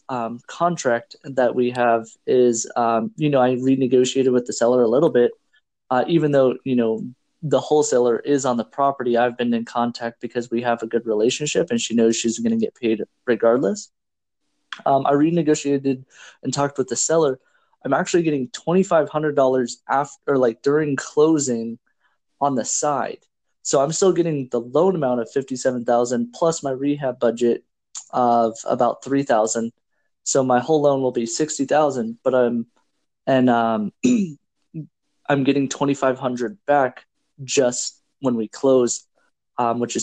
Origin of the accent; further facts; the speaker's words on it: Washington, United States; I'm from Washington State